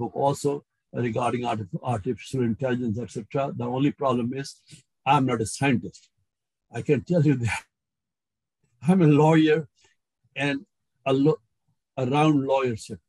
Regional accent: India; moved away; I grew up in India

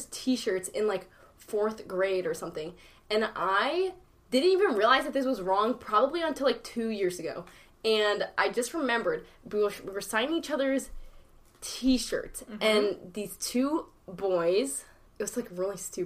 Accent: United States; I'm literally, like, born and raised here

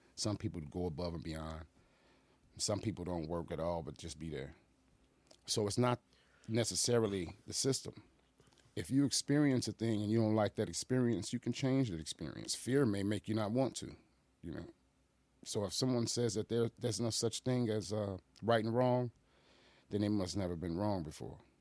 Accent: Aurora, Illinois, United States; also born or lived in Boston, Massachusetts / Chicago; I grew up in the nineties in Aurora

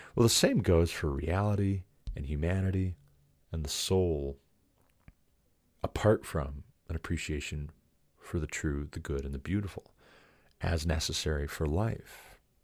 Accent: United States; I'm an American

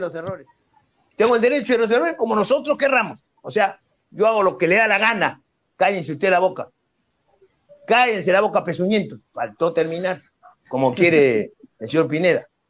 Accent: Peru; yo como peruano nunca renegaría, ni taparía, ni escondería la, la bandera peruana

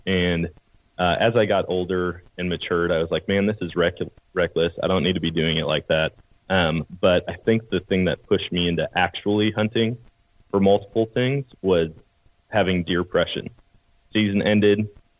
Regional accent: Eau Claire, Wisconsin, United States; So I grew up in Wisconsin, Eau Claire, Wisconsin, and born and raised there.

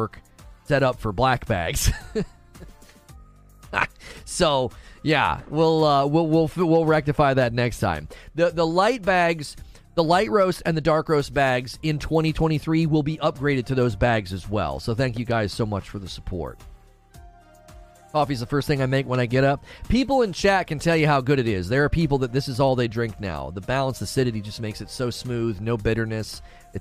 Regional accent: Canton, Ohio, United States; I'm originally from Canton, Ohio

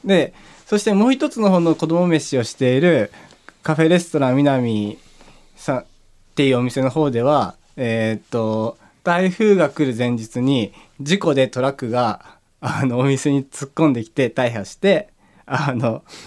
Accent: Takayama, Gifu, Japan; now in Tokyo, Japan; 高山だ地元

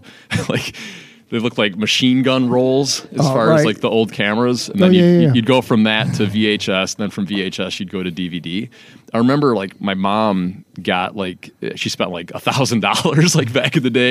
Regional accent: Calumet City, Illinois, United States; me and my brother were raised in Calumet City, Illinois

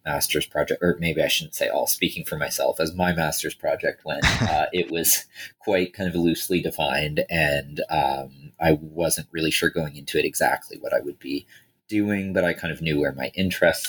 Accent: Toronto, Ontario, Canada; I grew up in Toronto and have lived in Toronto for most of my life other than basically my graduate studies.

